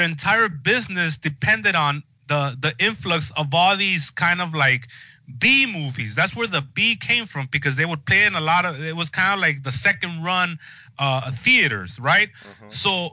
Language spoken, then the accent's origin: English; Los Angeles, California, United States; I grew up here in Los Angeles going to like these movie palaces